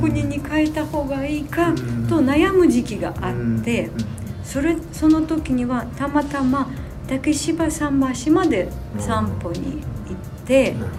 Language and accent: Japanese; Sumy, Sumy Oblast, Ukraine; Japanese is a second language; moved away as an adult; also born or lived in Moscow, Russia; now in Minato, Tokyo, Japan; 私生まれた穀倉地帯で生まれていてずっとあの農業の仕事に憧れていましたそのためにはあの18歳になってウクライナのスミ市の高校を卒業してモスクワに行って